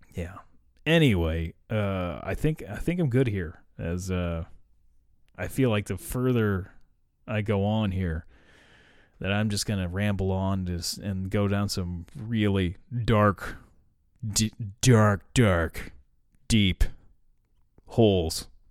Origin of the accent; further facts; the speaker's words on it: United States; I'm American